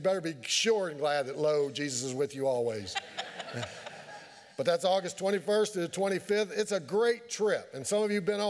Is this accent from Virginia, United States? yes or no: yes; Keezletown, Virginia, United States; I'm from Keeseltown. What do y'all expect?